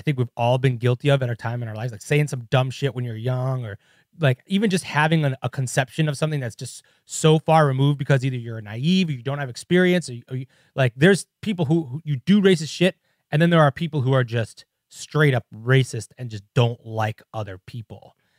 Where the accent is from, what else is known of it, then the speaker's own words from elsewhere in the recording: Chicago, Illinois, United States; I'm from Chicago